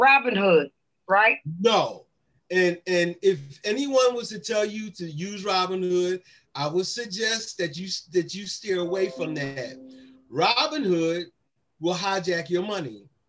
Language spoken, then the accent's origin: English; Philadelphia, Pennsylvania, United States; I'm just a boy from down Nice Town. You know, I'm from Nice Town, Tioga area